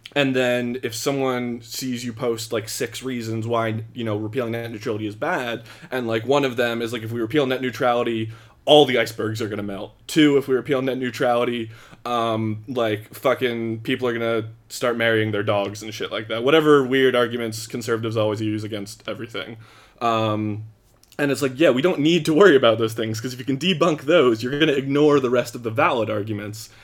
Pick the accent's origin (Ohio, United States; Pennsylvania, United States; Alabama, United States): Pennsylvania, United States; Philadelphia; I come from the Philly area